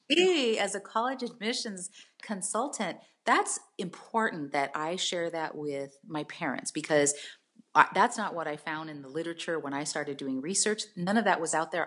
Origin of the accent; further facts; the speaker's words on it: San Jose, California, United States; also born or lived in Tracy, California; now in San Diego, United States; San Jose. I grew up in San Jose, and I lived there